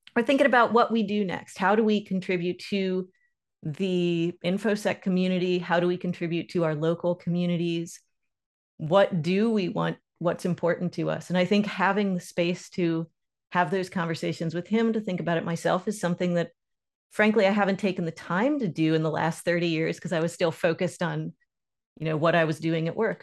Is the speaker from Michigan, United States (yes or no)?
no; Lake Norman, north of Charlotte, North Carolina, United States; I grew up on Lake Norman, north of Charlotte in North Carolina